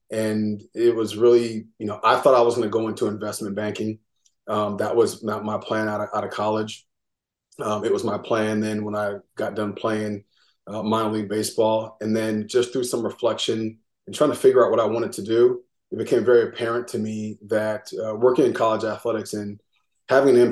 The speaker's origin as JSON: {"language": "English", "town": "Seattle", "region": "Washington", "country": "United States", "moved": "as an adult", "said": "I'm from Seattle, Washington originally."}